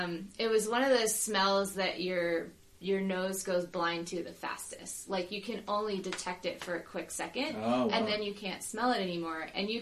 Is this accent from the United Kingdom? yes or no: no; Northeast, United States; Like, I grew up in the Northeast, I don't know.